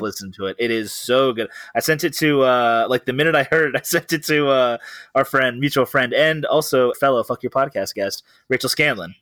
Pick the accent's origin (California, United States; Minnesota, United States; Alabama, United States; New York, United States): California, United States; Riverside; also born or lived in Downey, Los Angeles County / Orange County; I was born in Los Angeles County, and then I was raised in Riverside County